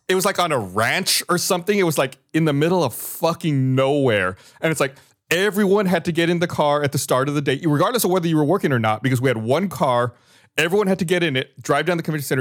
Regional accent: Texas, United States; I was from Texas

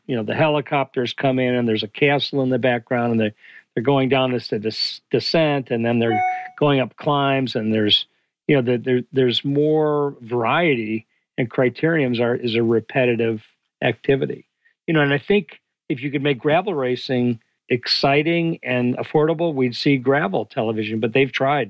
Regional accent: Detroit, Michigan, United States; I grew up in Detroit.

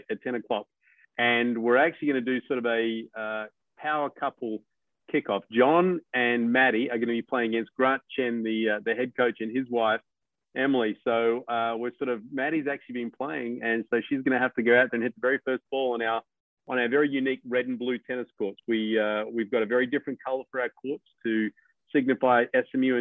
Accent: Australia; moved away; as an Australian

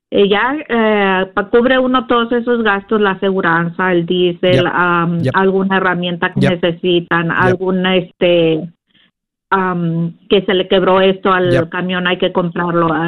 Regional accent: Mexico; moved away; hace como dos, tres años que yo llegué de México

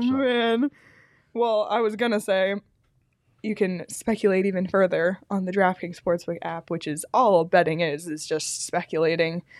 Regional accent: Canada; as a Canadian, and I know I'm a dual citizen

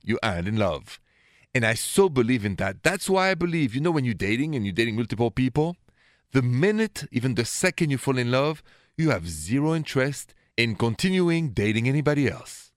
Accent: Paris, Île-de-France, France; accent: French; English is a second language; moved away; The accent is French. I was born and raised in Paris

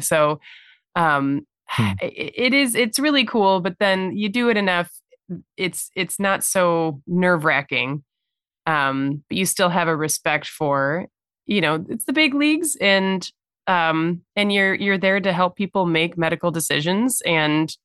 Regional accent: Chicago, Illinois, United States; I grew up in the Chicagoland area and have lived in the city proper for the past 15 plus years

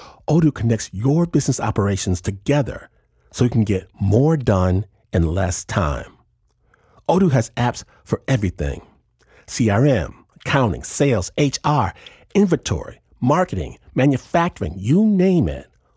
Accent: Detroit, Michigan, United States; my hometown, Detroit City

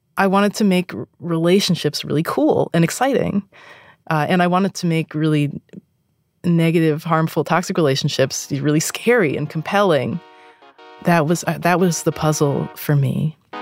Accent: East Coast, United States; I'm from the East Coast

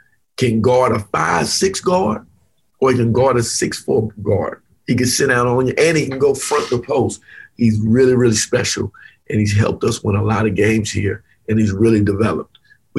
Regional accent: the South, United States; I'm from the South.

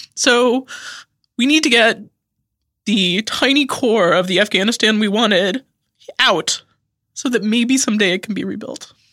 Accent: Idaho, United States; moved away; I grew up in Idaho, where there's, like, more Bosnians than you can count

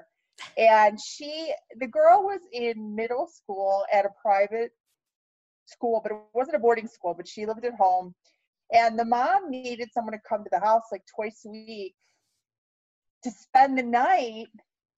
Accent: Ohio, United States; moved away; I'm originally from Ohio

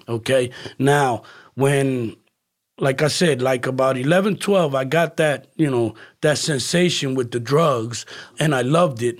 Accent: Camden, New Jersey, United States; moved away as an adult; also born or lived in Philadelphia; now in Florida, United States; I'm originally from New Jersey, uh, city called Camden, okay, uh, Camden County. right across Philadelphia

